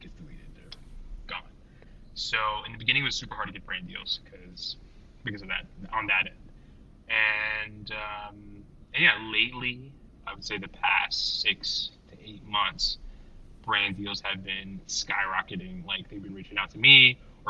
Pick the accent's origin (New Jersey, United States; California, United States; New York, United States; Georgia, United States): New Jersey, United States; I'm from Jersey